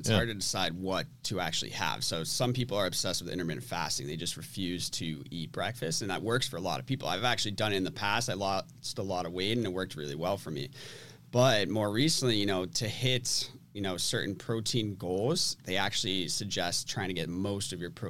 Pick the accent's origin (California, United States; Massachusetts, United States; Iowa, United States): Massachusetts, United States; Andover; Andover, Mass. Yeah.